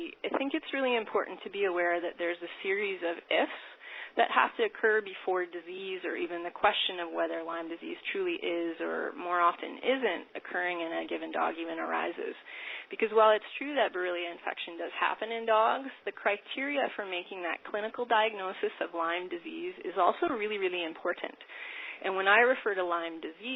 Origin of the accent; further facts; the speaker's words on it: Winnipeg, Manitoba, Canada; moved away as an adult; also born or lived in Saskatoon / United States; I'm from Winnipeg originally